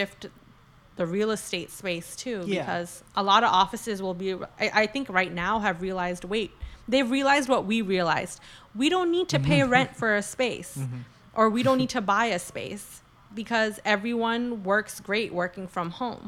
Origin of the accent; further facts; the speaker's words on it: New York City, New York, United States; we're from New York City